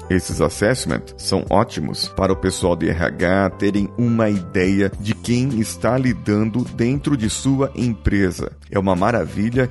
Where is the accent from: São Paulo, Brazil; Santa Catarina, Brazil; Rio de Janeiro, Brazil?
São Paulo, Brazil; Uma pessoa que nasceu na zona leste de São Paulo, como eu, e viveu no tempo da sua infância